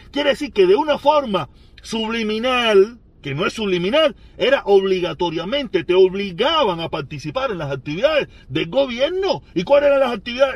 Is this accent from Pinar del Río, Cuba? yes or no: yes; Pinar del Río, Cuba; also born or lived in Vedado, Havana; soy pinareño, aunque yo nací en el Vedado